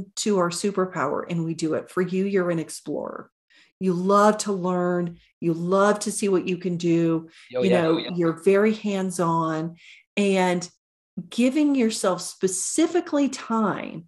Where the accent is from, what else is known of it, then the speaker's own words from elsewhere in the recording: Oklahoma, United States; I grew up in Oklahoma